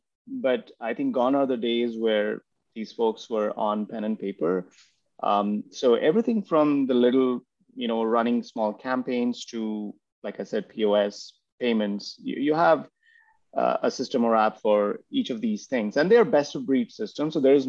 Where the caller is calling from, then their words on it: Pune, Maharashtra, India; I'm in a city called Pune in India. It's about 100 miles from Mumbai.